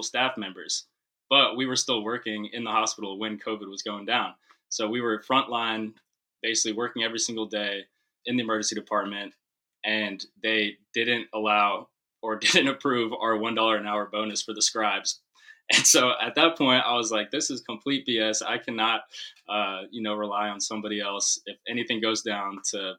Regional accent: North Carolina, United States; also born or lived in Long Island, New York; we both moved to North Carolina around the same time in second or third grade. And I think he was coming from New Jersey and I was coming from Long Island, and ended up at the same school

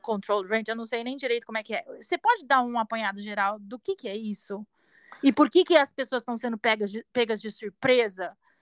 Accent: Brazil; moved away; a gente é brasileiro

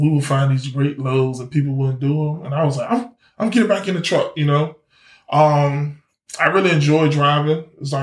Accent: Norfolk, Virginia, United States; accent: little country twang; I'm from Norfolk. And here we don't say Norfolk with an O. We put an A on it. I'm from Norfolk, Virginia.

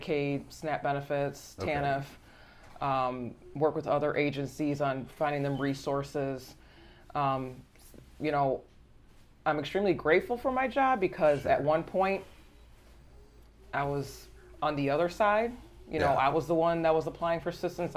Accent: Aurora, United States; I grew up in Aurora

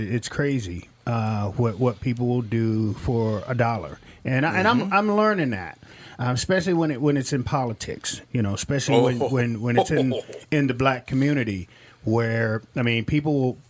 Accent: Millington, Tennessee, United States; So I grew up on Marine Corps bases. And one of the things, now this is 19—think about it, 1970, Memphis, Tennessee. Millington, Tennessee, down south.

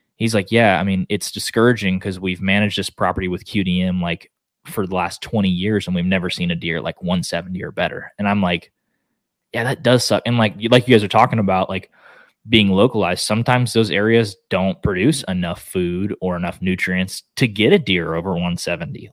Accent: Oklahoma, United States; now in Texas, United States; I live in Texas now but I'm from Oklahoma

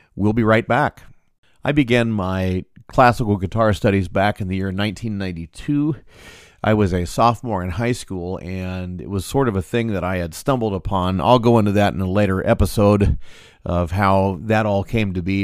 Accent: Iowa City, Iowa, United States; also born or lived in Des Moines, Iowa; I grew up around Iowa City

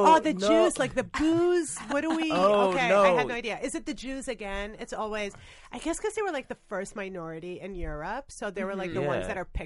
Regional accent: Canada; now in United States; I'm an immigrant from Canada. I moved to America

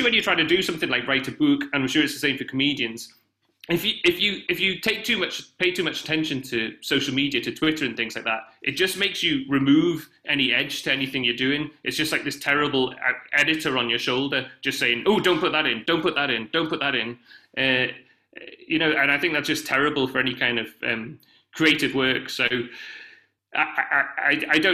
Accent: United Kingdom; I'm a British person

